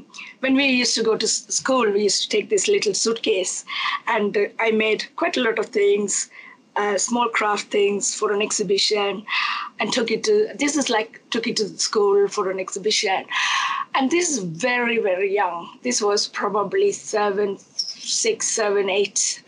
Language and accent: English; Jaffna, Northern Province, Sri Lanka; first language Tamil; English is a second language; also born or lived in Nuwara Eliya, Sri Lanka; now in Belfast, United Kingdom; I'm originally from Sri Lanka, and north of Sri Lanka, which is Jaffna.